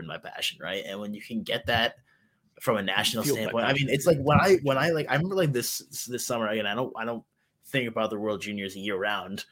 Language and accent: English; United States; as an American